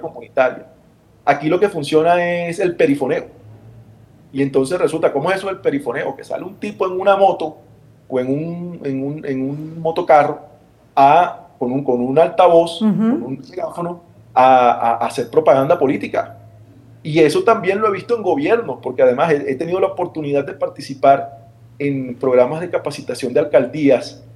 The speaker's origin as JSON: {"language": "Spanish", "town": "Barranquilla", "region": "Atlántico", "country": "Colombia", "accent": "Colombian Caribbean", "said": "Yo vengo de una ciudad, quizá no lo han notado por mi acento, en el Caribe colombiano"}